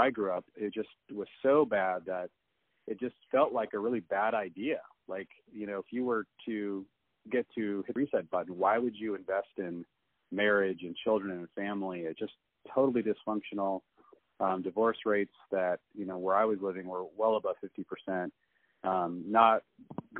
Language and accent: English; Seattle, Washington, United States; I was raised in the Seattle area